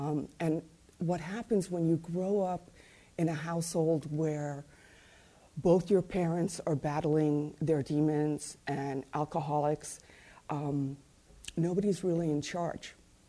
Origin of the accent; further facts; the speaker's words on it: Mumbai, Maharashtra, India; born there; I was born in Bombay, India, to, you know, both by parents who were born and bred in Ireland.